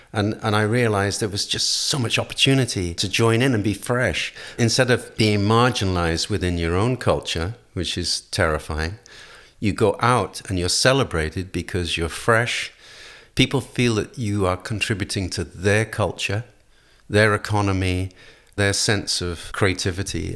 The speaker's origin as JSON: {"language": "English", "region": "Wales", "country": "United Kingdom", "tie": "born or raised there", "also_born_or_lived": "London", "moved": "yes", "said": "to come from Wales"}